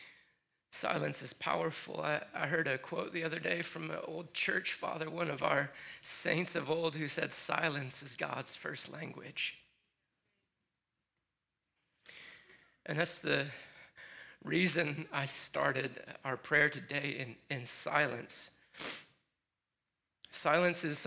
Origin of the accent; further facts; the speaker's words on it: Michigan, United States; moved away; growing up in Michigan